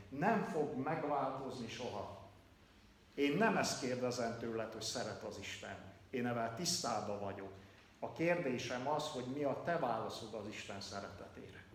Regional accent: Kalotaszeg, Transylvania, Romania; moved away as an adult; also born or lived in Hațeg area, Romania; 30 éves koromig Erdélybe, Kalotaszegen nem hallottam evangéliumot

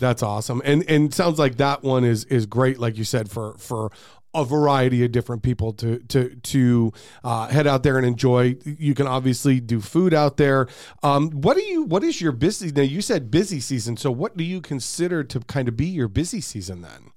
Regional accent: Arizona, United States; I was born and raised in Arizona

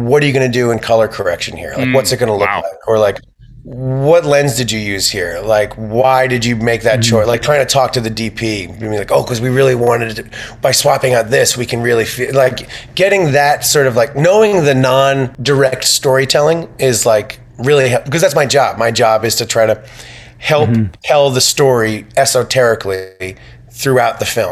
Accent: Long Island, New York, United States; I grew up in Long Island

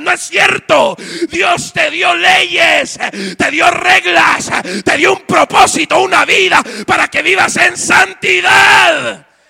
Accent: Guatemala; moved away; En mi país se ha vuelto una moda ser cristiano

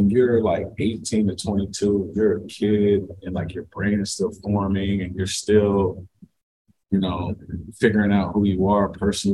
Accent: Cincinnati, Ohio, United States; I grew up in Cincinnati

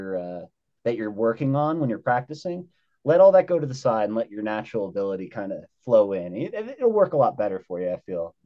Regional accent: Grove City, Ohio, United States; also born or lived in Netherlands; now in Colorado, United States; I grew up in Ohio mostly, central Ohio, a little place called Grove City. But I was born in Holland, in the Netherlands, military baby.

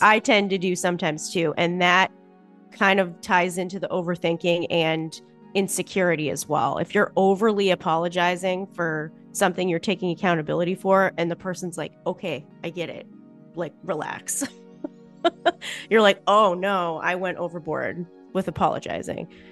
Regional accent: Boston, Massachusetts, United States; I'm also from Boston, so that's just how I talk

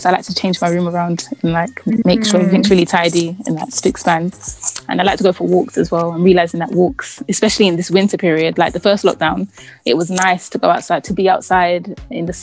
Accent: London, United Kingdom; I grew up in Southeast London

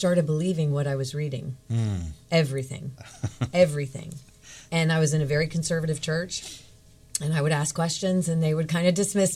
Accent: Virginia Beach, Virginia, United States; I grew up in Virginia Beach, Navy brat. I grew up in Virginia Beach for the most part.

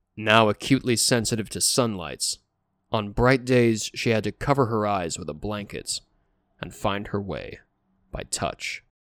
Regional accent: United States; as an American who's spent a fair amount of time in the wilderness

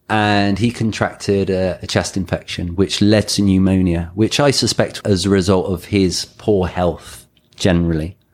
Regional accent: England, United Kingdom; also born or lived in Thailand; now in Mexico; I'm English.

